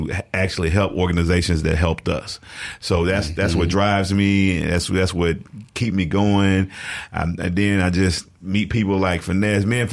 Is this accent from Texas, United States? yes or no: no; Jackson, Mississippi, United States; born and raised in Jackson